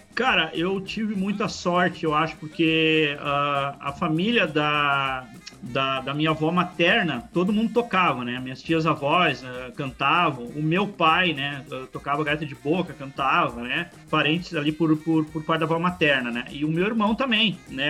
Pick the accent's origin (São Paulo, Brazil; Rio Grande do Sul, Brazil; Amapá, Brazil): Rio Grande do Sul, Brazil; Santo Antônio da Patrulha; eu sou do interior do Rio Grande do Sul, né? Uma cidade chamada Santo Antônio da Patrulha